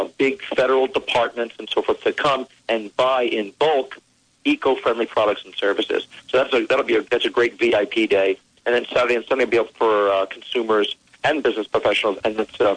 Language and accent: English; New York City, New York, United States; my hometown because I really was inspired here in New York City